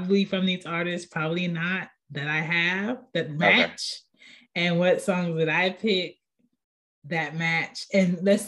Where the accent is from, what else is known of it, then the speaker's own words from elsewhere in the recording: Philadelphia, Pennsylvania, United States; I'm from Philly